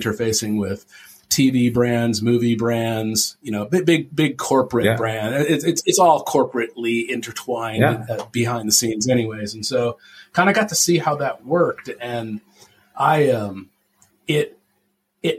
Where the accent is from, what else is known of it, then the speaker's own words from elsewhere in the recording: Tempe, Arizona, United States; I grew up in Tempe, Arizona